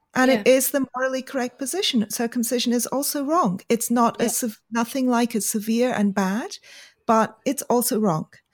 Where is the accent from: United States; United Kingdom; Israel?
United Kingdom; we're we're both British, although I am yep. not from Essex.